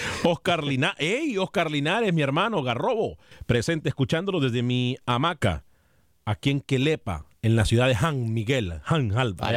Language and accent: Spanish; Honduras; soy centroamericano y soy hondureño a morir